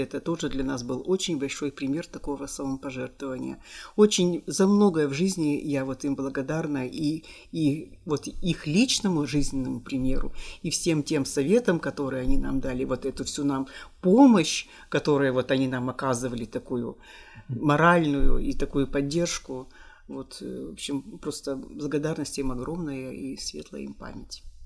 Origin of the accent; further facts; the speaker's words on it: Kirovo-Chepetsk, Kirov Oblast, Russia; also born or lived in Balezino, Udmurtia; я родилась в Удмуртии, поселок Болезино, и меня сюда привезли маленькой